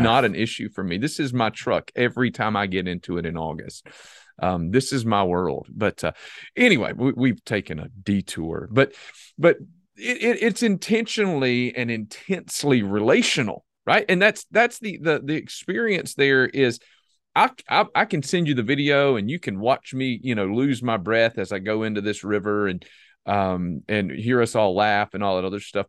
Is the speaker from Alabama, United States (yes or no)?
no; South Carolina, United States; I'm from South Carolina